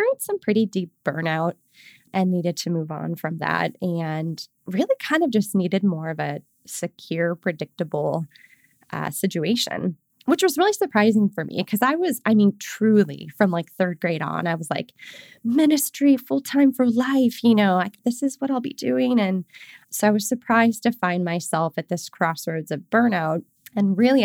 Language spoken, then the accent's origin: English; Chicago, Illinois, United States; also born or lived in Palm Desert, California; I grew up in the Chicagoland area